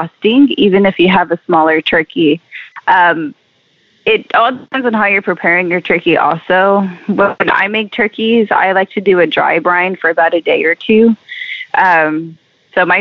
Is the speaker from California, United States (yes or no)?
no; Texas, United States; I am from Texas, as are my parents and my grandparents, and we got deep Texas roots.